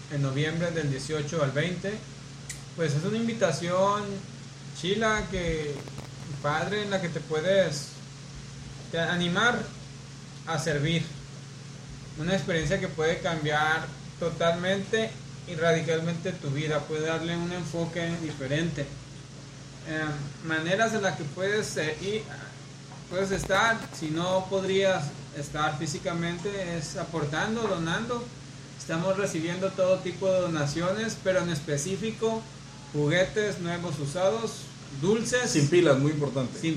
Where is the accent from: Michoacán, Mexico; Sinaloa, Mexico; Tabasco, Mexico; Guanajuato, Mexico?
Sinaloa, Mexico; Culiacán; Para, exacto, siendo claros, para aclarando, los que somos de aquí de Culiacán, no la capilla de Malverde.